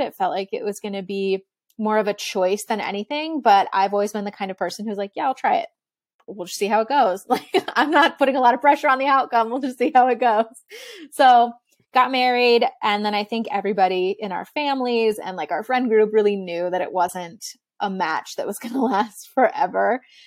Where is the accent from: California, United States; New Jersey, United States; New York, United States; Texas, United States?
Texas, United States; I grew up in Texas and, like, Southern United States